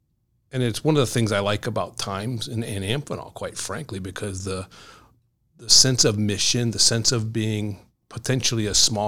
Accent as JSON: {"language": "English", "region": "Ohio", "country": "United States", "tie": "born or raised there", "moved": "as an adult", "lives_now": "Connecticut, United States", "said": "So I grew up in Ohio, the Midwest. My parents lived in Pittsburgh when I went into the service."}